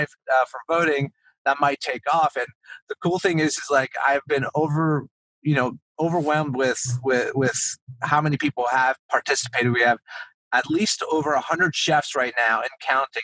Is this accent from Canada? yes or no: yes; Montreal, Quebec, Canada; now in United States; I'm from Montreal. Town of Mont Royal, still got my Canadian citizenship